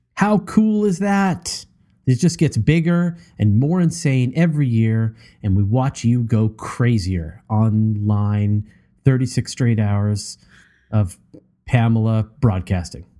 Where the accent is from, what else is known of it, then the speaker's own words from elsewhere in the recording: Canada; as a Canadian